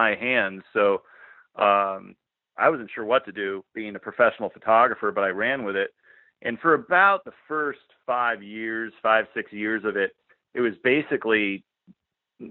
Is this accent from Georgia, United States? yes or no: no; Connecticut, United States; now in Portland, United States; originally from Connecticut